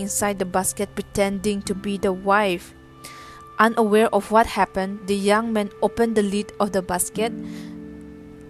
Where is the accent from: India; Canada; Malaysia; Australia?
India; Zeliang tribe, Nagaland; I'm from the Ziliang tribe from Nagaland.